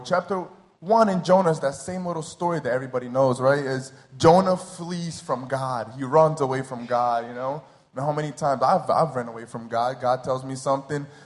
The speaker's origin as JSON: {"language": "English", "region": "New Jersey", "country": "United States", "tie": "born or raised there", "moved": "as an adult", "lives_now": "Rio de Janeiro, Brazil", "said": "I was born and raised in New Jersey."}